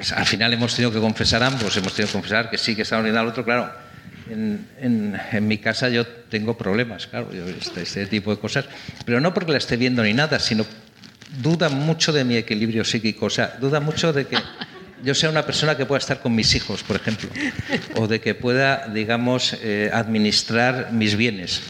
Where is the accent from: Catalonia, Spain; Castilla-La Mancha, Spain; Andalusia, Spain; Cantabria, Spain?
Cantabria, Spain; Santander; also born or lived in London; now in Madrid, Spain; yo soy de Santander, nací en Santander